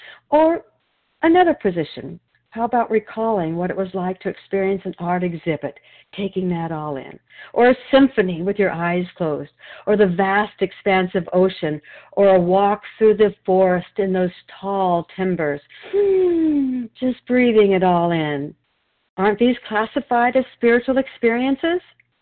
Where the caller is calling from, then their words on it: Wilsonville, Oregon, United States; I'm a recovered compulsive overeater, and I'm calling from Wilsonville, Oregon.